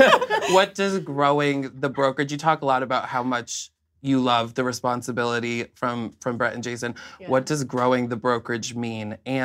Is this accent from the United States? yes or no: yes; Albany, United States; I'm from Albany